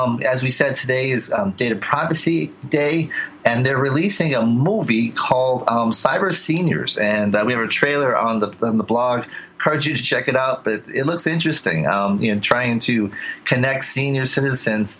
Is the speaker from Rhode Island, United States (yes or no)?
yes; Providence, Rhode Island, United States; Moses Brown Academy in Providence, Rhode Island, my hometown